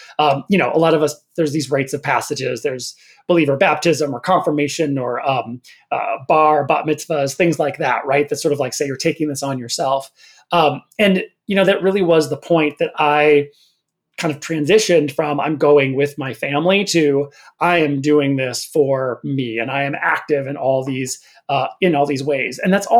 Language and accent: English; northern Minnesota, United States; born or raised there; moved away